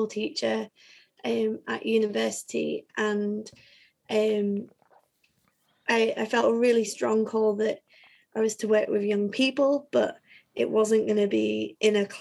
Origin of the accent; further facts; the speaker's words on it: Leeds, Yorkshire and the Humber, United Kingdom; also born or lived in Nottingham; I grew up in Leeds